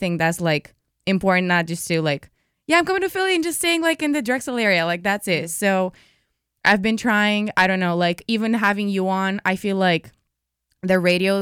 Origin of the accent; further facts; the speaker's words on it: Romania; moved away as an adult; now in Philadelphia, United States; I'm from Romania. Like, mm-hmm. I literally came here 3 years ago for school